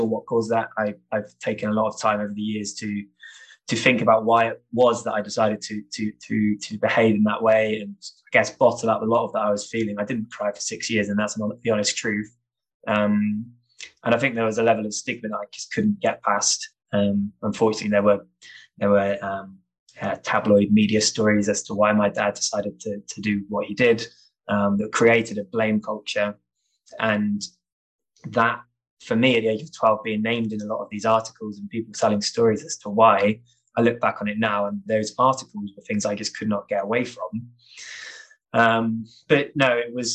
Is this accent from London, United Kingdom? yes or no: no; St Ives, South West England, United Kingdom; moved away as an adult; growing up in St. Ives in Cornwall